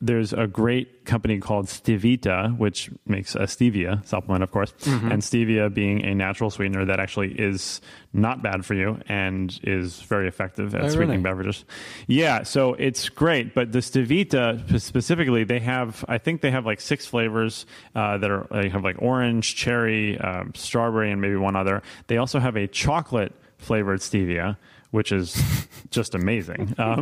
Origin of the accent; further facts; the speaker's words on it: New York City, New York, United States; moved away; also born or lived in Philadelphia; I grew up in New York City, and tap water was actually always really delicious, but I've also spent time living in Philadelphia and upstate New York